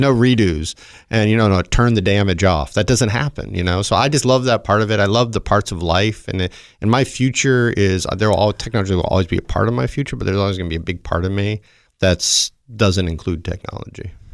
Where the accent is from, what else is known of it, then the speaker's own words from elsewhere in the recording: the South, United States; moved away; I grew up in the South with, you know, just around cars